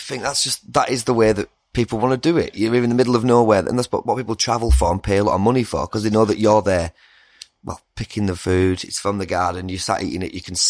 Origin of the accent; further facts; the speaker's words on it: Lake District, North West England, United Kingdom; I'm from the Lake District near Longclume